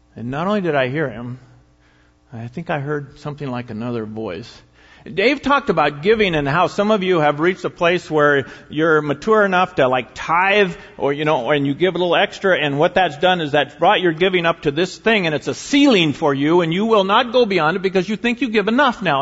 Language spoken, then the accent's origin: English; United States; American Christians